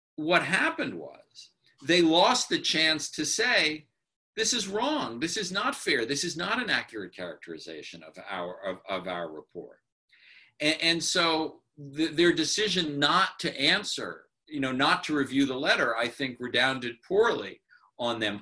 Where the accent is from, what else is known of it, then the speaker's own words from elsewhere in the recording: New York, United States; I'm a New Yorker